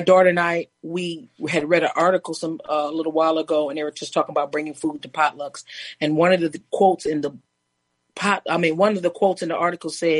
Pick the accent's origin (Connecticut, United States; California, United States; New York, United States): New York, United States; I'm from New York